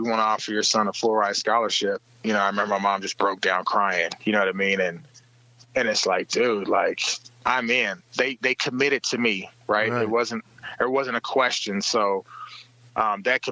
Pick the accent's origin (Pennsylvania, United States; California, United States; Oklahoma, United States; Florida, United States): Oklahoma, United States; born or raised there; moved away as an adult; also born or lived in Kansas